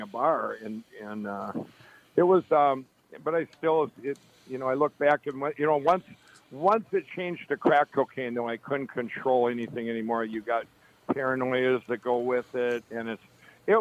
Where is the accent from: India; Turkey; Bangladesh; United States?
United States; Chaska, Minnesota; I grew up in Chaska, in Chaska and Carver, Minnesota